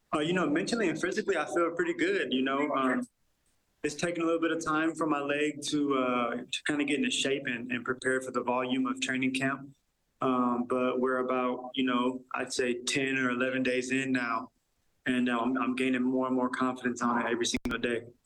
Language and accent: English; Seattle, Washington, United States; moved away as an adult; now in Edmonton, Canada; I was born and raised in Seattle